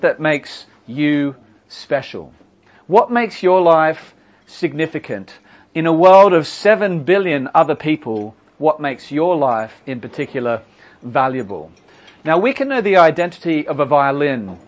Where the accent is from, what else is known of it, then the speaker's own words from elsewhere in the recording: Australia; I'm Australian, in case you're wondering what the accent is